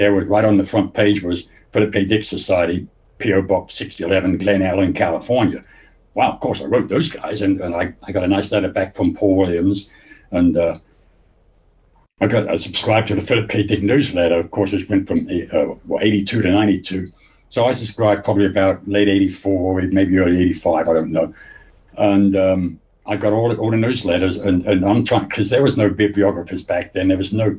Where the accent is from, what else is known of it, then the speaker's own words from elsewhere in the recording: Luton, East of England, United Kingdom; moved away; also born or lived in Indiana; I was actually born in England, in a little shithole town in England called Luton. I don't know if you ever heard of Luton. It's just a little north of London. It's a dump, okay. Well, it was back then. They spruced it up now, but back in the 50s, 60s, when I grew up, it was a dump